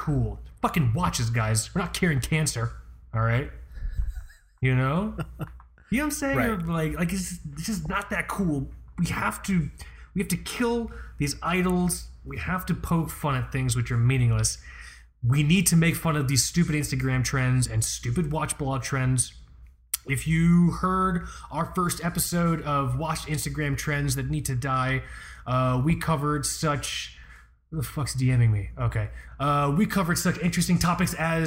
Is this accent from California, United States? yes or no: no; Fort Lauderdale, Florida, United States; also born or lived in Long Island; I'm from Fort Lauderdale